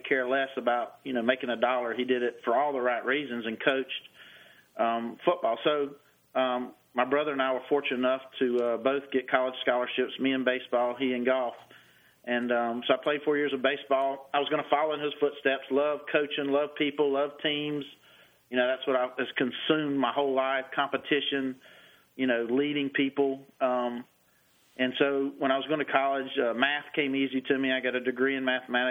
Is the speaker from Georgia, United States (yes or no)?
yes; Augusta, Georgia, United States; They knew I was from Augusta